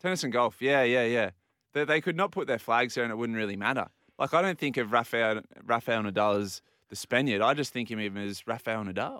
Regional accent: Australia; as, as Australians

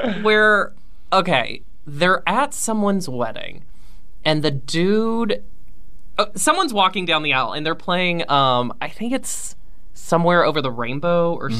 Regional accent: Virginia, United States; moved away; my hometown in Virginia

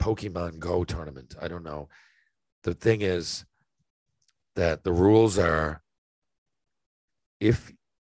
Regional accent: Canada; as a Canadian

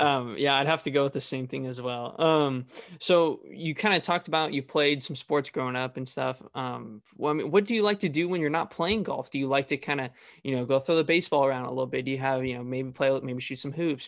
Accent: Fresno, California, United States; I'm actually from Fresno area

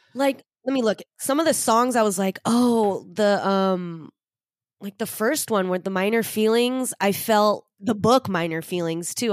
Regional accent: Orange County, California, United States; my family moved to Orange County. So, I was ver, I was, like, in Orange County with a lotta white people, and then on weekends, we would go drive an hour to, like, Norwalk to play in this Japanese basketball league

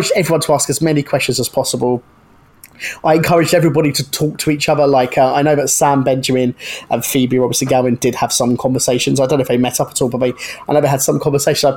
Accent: Brighton, South East England, United Kingdom; based in Brighton, my hometown

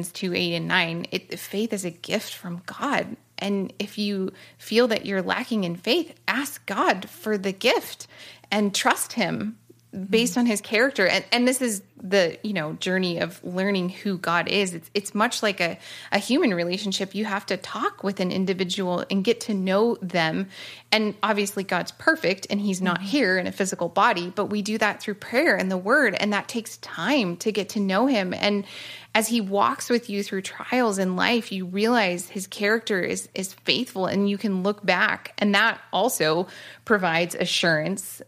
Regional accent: Oregon, United States; moved away as an adult; also born or lived in California; So I grew up in Oregon, moved to California at 18

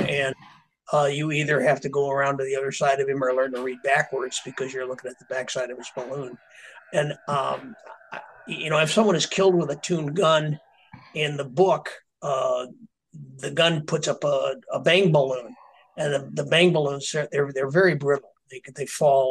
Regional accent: a very small farm town in Illinois, United States; there wasn't a whole lot to do in my town. I come from a very small farm town in Illinois

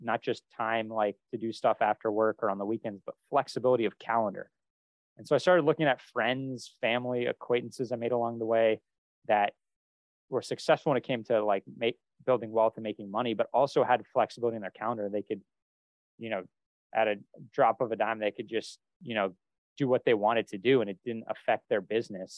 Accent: Vermont, United States; moved away; also born or lived in Boston; I grew up in a small town in Vermont

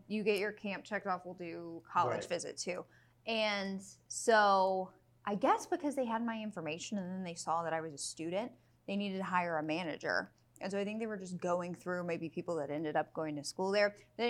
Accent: Houston, Texas, United States

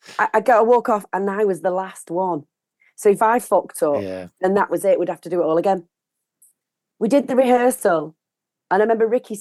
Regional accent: Manchester, North West England, United Kingdom; I'm from Gorton, which is, you know, East Manchester

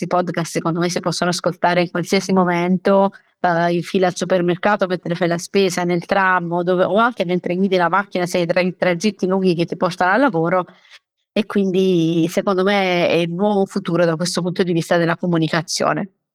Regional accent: Taranto, Apulia, Italy; io sono pugliese, sono di Taranto

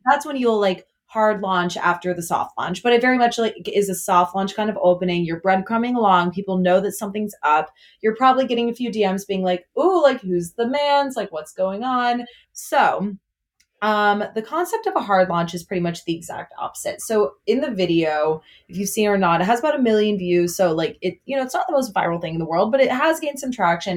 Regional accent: outside of Chicago, Illinois, United States; I grew up like outside of Chicago

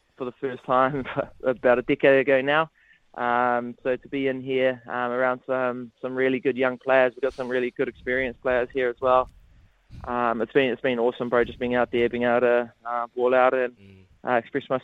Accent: Porirua, Wellington, New Zealand; we are from Porirua

